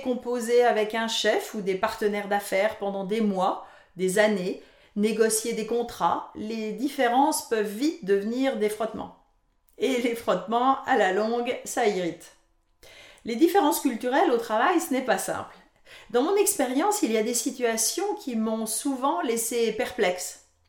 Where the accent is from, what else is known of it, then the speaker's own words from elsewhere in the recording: France; moved away as an adult; now in Canada; je suis française d'origine